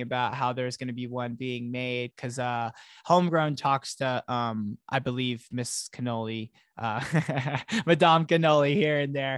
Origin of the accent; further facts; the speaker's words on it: Florida, United States; now in Colorado, United States; I'm not from Florida originally, but I, I grew up there for many years